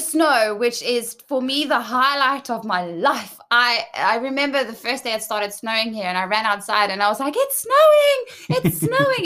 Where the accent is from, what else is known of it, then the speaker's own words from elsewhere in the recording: South Africa; first language English; moved away as an adult; also born or lived in Johannesburg, South Africa / Cape Town, South Africa / United Kingdom; now in Sweden; growing up in South Africa, that for us is every day.